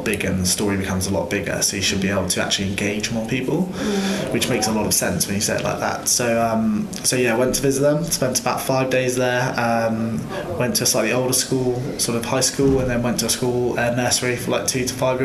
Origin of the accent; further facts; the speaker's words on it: Devon, South West England, United Kingdom; we're all from Devon.